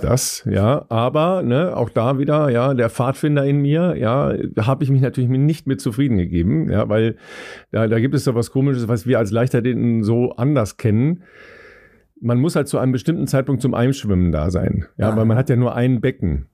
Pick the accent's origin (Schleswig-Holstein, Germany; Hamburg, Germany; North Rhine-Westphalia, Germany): North Rhine-Westphalia, Germany; Cologne; als Kölner